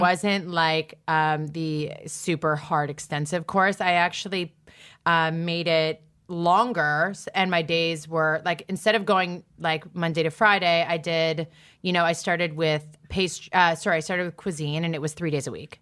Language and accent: English; Toronto, Ontario, Canada; born or raised there; moved away as an adult; now in New York, United States